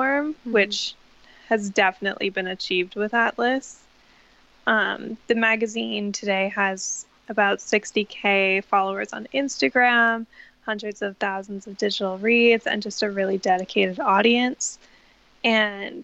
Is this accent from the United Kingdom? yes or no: no; Canada; now in Brooklyn, United States; And I'm born and raised in Canada, and I currently live in Brooklyn, New York.